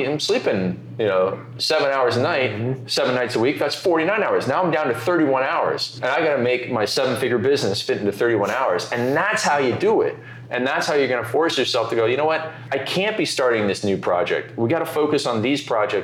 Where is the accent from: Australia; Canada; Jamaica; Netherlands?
Canada; moved away; I'm Canadian